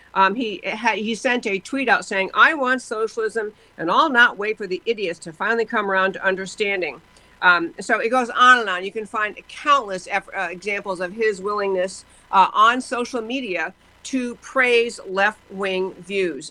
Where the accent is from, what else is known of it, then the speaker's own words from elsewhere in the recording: Texas, United States; my home state of Texas